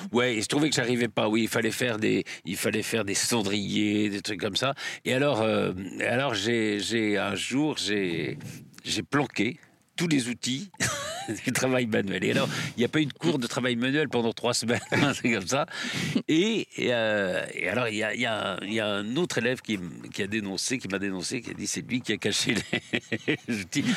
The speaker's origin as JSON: {"language": "French", "town": "Limoges", "region": "Nouvelle-Aquitaine", "country": "France", "tie": "born or raised there", "also_born_or_lived": "south-west France", "moved": "yes", "said": "ma famille est du sud-ouest, mais mon père avait été nommé à Limoges, donc on, vivait à Limoges"}